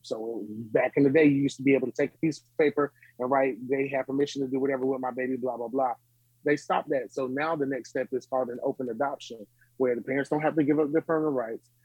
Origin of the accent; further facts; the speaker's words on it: Smithfield, North Carolina, United States; I was born and raised in Smithfield, North Carolina